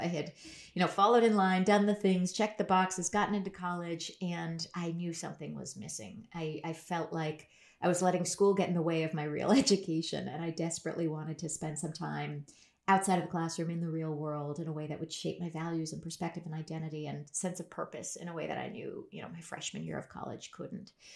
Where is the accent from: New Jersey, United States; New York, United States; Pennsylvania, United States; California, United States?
California, United States; Berkeley; I grew up in Berkeley, California